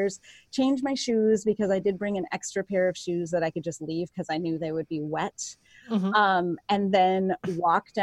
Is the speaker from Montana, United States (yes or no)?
no; Minnesota, United States; I'm from Minnesota.